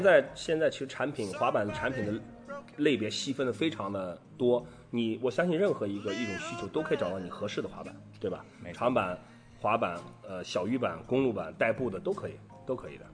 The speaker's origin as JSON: {"language": "Chinese", "town": "Qingdao", "region": "Shandong", "country": "China", "said": "其实我们还真是一个地方的人，对。我和管木都是青岛的"}